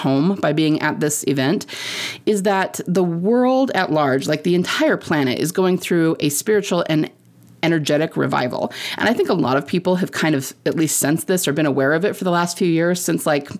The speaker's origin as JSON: {"language": "English", "region": "Utah", "country": "United States", "said": "I'm from Utah"}